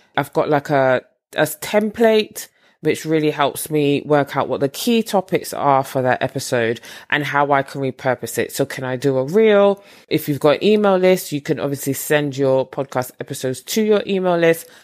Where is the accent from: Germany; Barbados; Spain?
Barbados; moved away; I am originally from Barbados